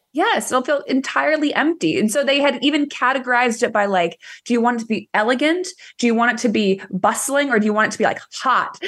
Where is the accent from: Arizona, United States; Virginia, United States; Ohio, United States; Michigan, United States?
Ohio, United States; born or raised there; now in Texas, United States